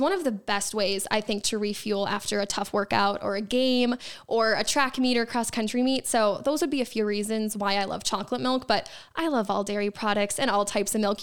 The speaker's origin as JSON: {"language": "English", "region": "Wisconsin", "country": "United States", "tie": "born or raised there", "said": "my hometown of Point Neck, Wisconsin"}